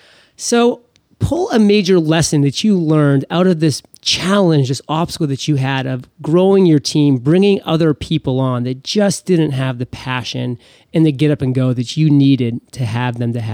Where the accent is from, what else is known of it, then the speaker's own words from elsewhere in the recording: Maine, United States; since I'm from Maine and Burt's Bees was a big story around here for quite a long time